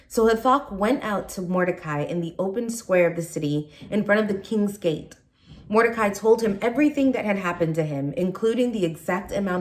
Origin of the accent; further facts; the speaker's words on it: San Francisco, California, United States; moved away; also born or lived in Nigeria; I was born in Nigeria, and I grew up in San Francisco, California